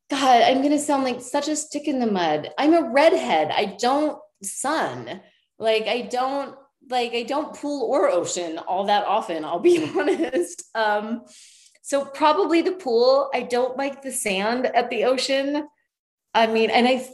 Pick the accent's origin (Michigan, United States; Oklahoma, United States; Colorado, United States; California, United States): Colorado, United States; I was born in Colorado. So like I'm a mountain girl